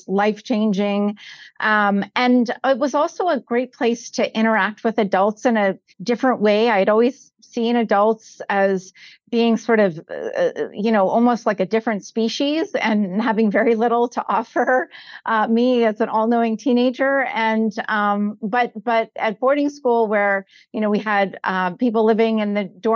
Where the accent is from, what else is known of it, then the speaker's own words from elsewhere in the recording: Connecticut, United States; I grew up in Connecticut, Luke, on the East Coast